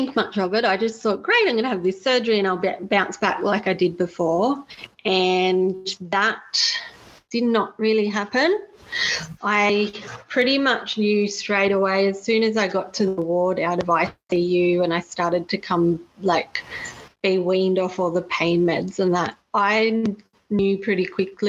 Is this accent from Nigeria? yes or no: no; Australia; we travelled the 6 hours from Sydney back to my hometown